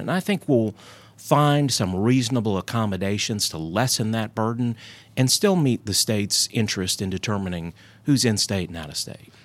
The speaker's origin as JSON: {"language": "English", "town": "Hendersonville", "region": "North Carolina", "country": "United States", "tie": "born or raised there", "said": "growing up in rural North Carolina"}